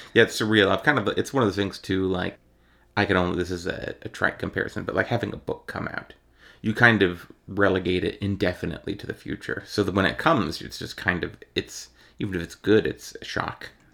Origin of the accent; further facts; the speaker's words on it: Ohio, United States; I'm from Ohio